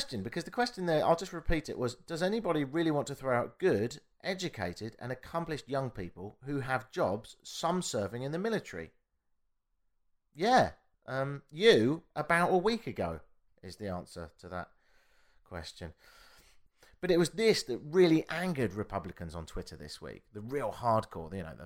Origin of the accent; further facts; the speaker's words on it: United Kingdom; now in Canada; I'm British